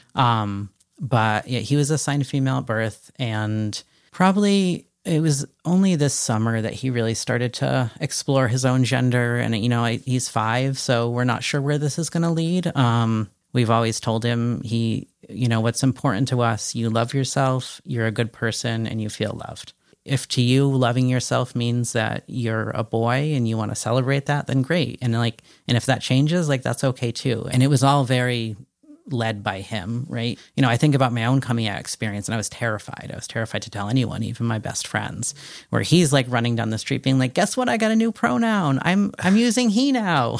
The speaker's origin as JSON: {"language": "English", "region": "Connecticut", "country": "United States", "tie": "born or raised there", "said": "I grew up in Connecticut and um, was born in '81"}